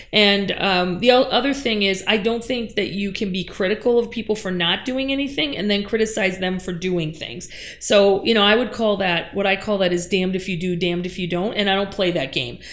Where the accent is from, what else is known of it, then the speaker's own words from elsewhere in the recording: Upper Peninsula of Michigan, United States; I grew up in the Upper Peninsula of Michigan